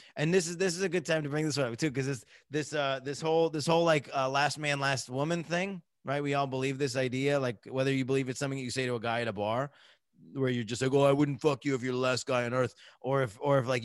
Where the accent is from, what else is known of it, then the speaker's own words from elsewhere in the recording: United States; you grow up as an American